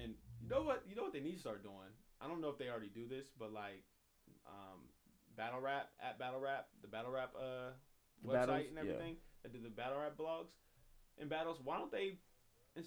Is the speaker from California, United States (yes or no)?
yes; Inglewood, California, United States; Inglewood, my hometown